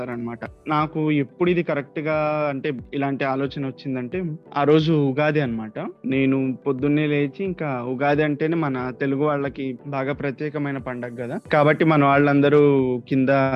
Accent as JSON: {"language": "Telugu", "town": "Medarametla", "region": "Andhra Pradesh", "country": "India", "tie": "born or raised there", "also_born_or_lived": "Chennai", "first_language": "Telugu", "said": "మాది ప్రకాశం జిల్లాలో ఒంగోలు పక్కన మేదర్మెట్ల అండి నేను చదువుకున్నది మొత్తం ఇక్కడే"}